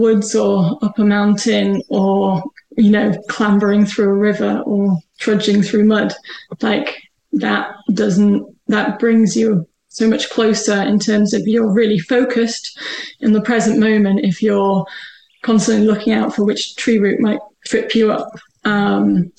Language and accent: English; the Northwest, North West England, United Kingdom; moved away as an adult; I'm originally from the Northwest.